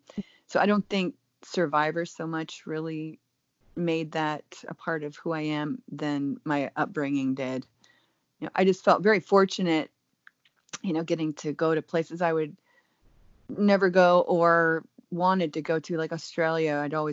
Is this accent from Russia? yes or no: no; Germany; But I do think that more so growing up in Germany really taught me that the world is a huge place.